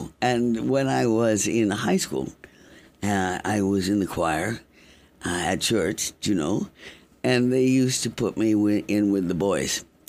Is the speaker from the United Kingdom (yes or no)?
yes; London, United Kingdom; also born or lived in Canada / Cuba / Washington, D.C., United States / Caracas, Venezuela; So I think right after I was born, we went to Canada. And then after Canada came Cuba. After Cuba, Washington, D.C. for a bit. And then Caracas, Venezuela. And then London. I went to high school in London